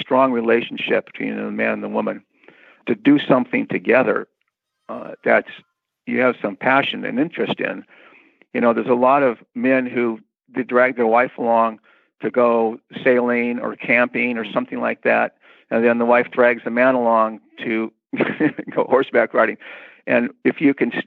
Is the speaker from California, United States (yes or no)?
yes; Newport Beach, California, United States; I grew up in Newport Beach, surfer and sailing